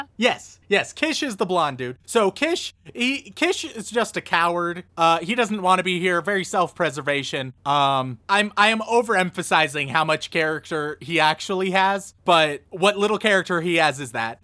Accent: United States; I'm an American

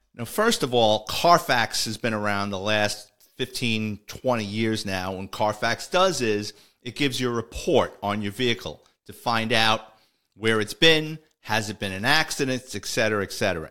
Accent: New York City, New York, United States; my childhood and growing up in the Bronx

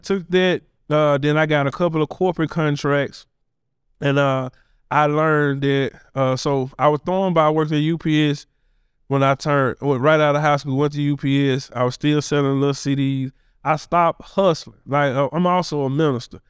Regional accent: Memphis, Tennessee, United States; born and raised in Orange Mountain, Bethel Grove area. Uh, went to Bethel Grove Elementary, went to Sherwood

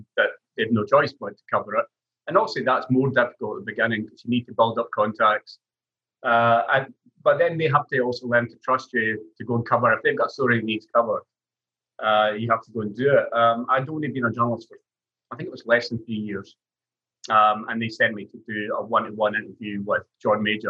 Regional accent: Stirling, Scotland, United Kingdom; it's my hometown

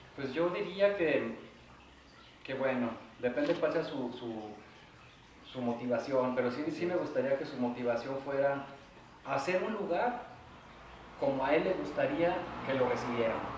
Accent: Guadalajara, Jalisco, Mexico; yo nací y vivo aquí en Guadalajara

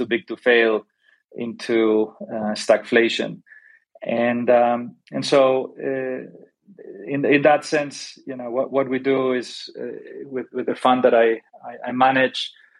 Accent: Spain; moved away as an adult; also born or lived in Golden, Colorado / Paris / London; I am originally from Spain

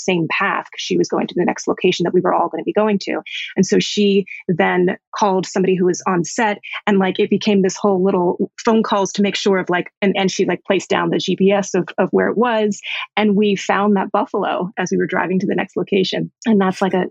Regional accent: Miami, Florida, United States; now in New York, United States; I'm an East Coaster, I'm from Miami, but have lived in New York for 20 some years.

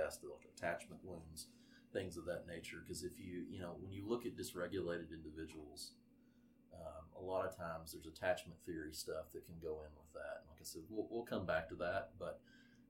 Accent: Arkansas, United States; I am from Arkansas

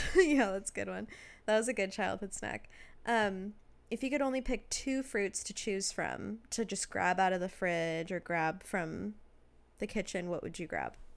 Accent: Washington, United States; we grew up in Washington

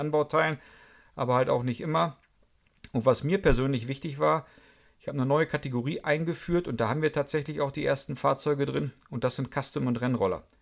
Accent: Münster, North Rhine-Westphalia, Germany; also born or lived in Karlsruhe; Ich bin gebürtiger Münsteraner, komme aber nicht aus diesem Vorort.

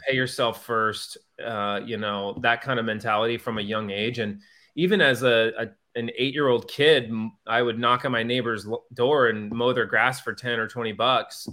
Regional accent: Wheaton, Illinois, United States; moved away; also born or lived in Arizona / Saint Louis; I grew up in Wheaton, Illinois, which is outside the Chicago area

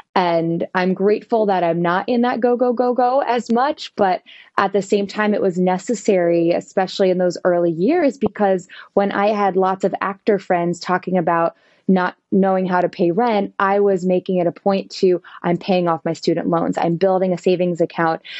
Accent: western New Jersey, United States; moved away as an adult; also born or lived in Indianapolis, Indiana; now in New York City, United States; I grew up in New Jersey, all the way in western New Jersey, the part that people usually don't know about

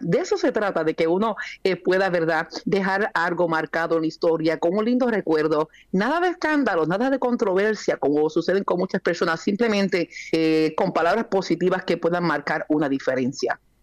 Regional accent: Yauco, Puerto Rico; now in Yonkers, United States; una jíbara de campo allá en Puerto Rico, en mi pueblo natal, Yauco

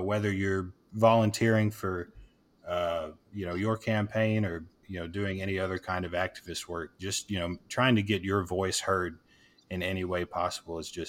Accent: the South, United States; now in Texas, United States; I'm born and raised in the South

